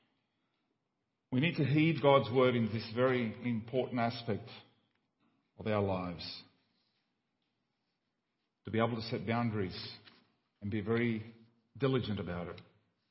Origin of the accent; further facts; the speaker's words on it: Paraguay; moved away; When I grew up in Paraguay in a small village, there was one telephone in the whole village